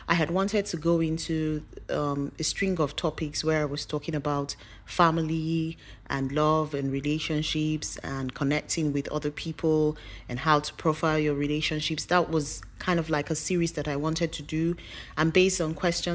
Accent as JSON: {"language": "English", "country": "Nigeria", "said": "I'm Nigerian and some of you would not. So just to put it out there that I'm from Nigeria."}